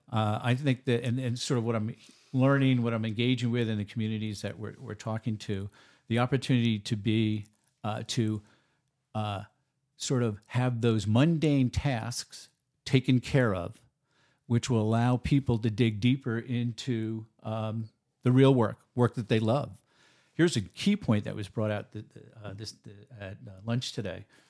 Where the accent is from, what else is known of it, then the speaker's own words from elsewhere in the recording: New York, United States; now in Oregon, United States; I'm a New Yorker by trade